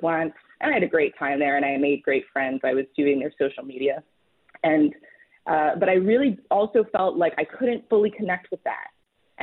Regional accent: Montreal, Quebec, Canada; moved away as an adult; also born or lived in Washington; I grew up in Canada. I'm from Montreal

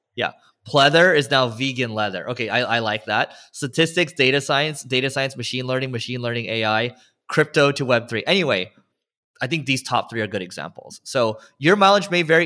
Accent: California, United States; we're both from California

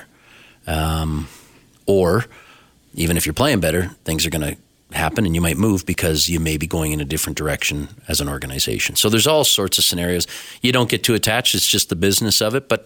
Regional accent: Owen Sound, Ontario, Canada; now in Calgary, Canada; I have some friends who I grew up with back in Ontario

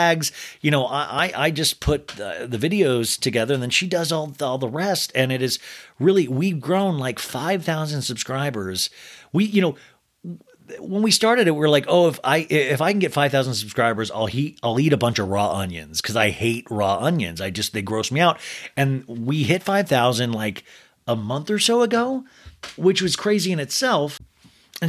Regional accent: Olathe, Kansas, United States; these two twins I grew up with in Olathe, Kansas

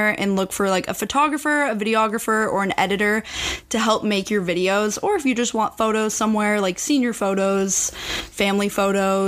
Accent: Seattle, Washington, United States; moved away as an adult; now in Los Angeles, United States; I'm from Seattle area originally

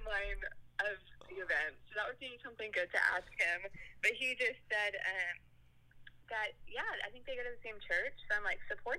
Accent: Houston, Texas, United States; And I'm 31 from Houston, Texas

